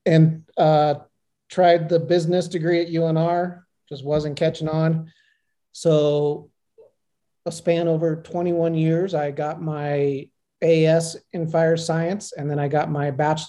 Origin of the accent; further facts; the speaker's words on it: Incline Village, Nevada, United States; So, as mentioned, I was born and raised here in Incline